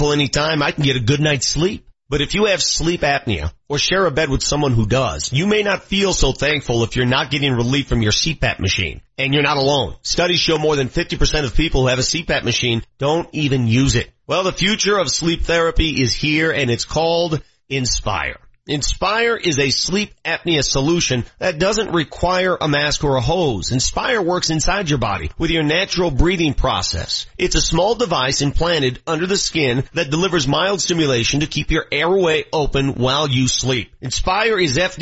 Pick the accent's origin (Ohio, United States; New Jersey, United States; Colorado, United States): Colorado, United States; Denver; When I was a kid, growing up in North Denver